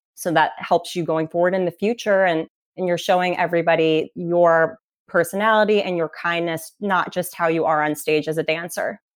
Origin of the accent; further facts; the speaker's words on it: Cincinnati, Ohio, United States; moved away as an adult; also born or lived in Indianapolis, Indiana; now in Naples, United States; I grew up in Cincinnati, Ohio.